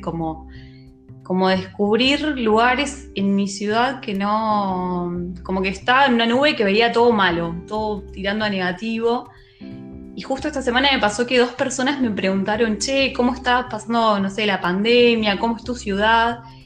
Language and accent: Spanish; Quilmes, Buenos Aires Province, Argentina; yo soy de Quilmes y es como un ícono de mi ciudad